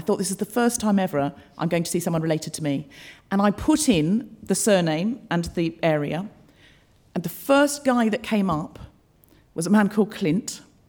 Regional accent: Brisbane, Queensland, Australia; I was brought up in Australia. I know I don't sound especially Australian, but I read a lot of Enid Blyton as a child and I picked up the accent from the books. I was born in Brisbane

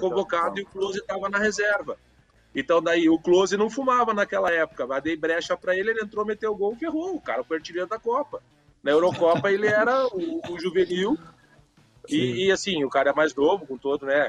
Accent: Curitiba, Paraná, Brazil; Eu me criei aqui no Brasil, eu sou de Curitiba

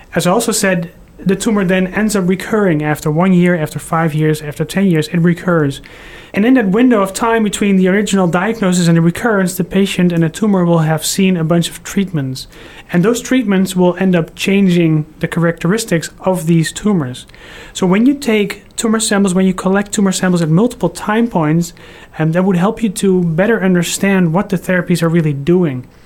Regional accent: Netherlands; moved away; also born or lived in Houston, Texas; I'm originally from the Netherlands, but I just moved here from Houston, Texas

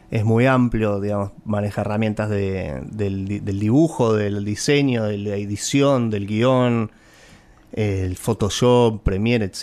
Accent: Buenos Aires, Argentina; Soy un porteño de ley, me encantan nuestros cruces de universos

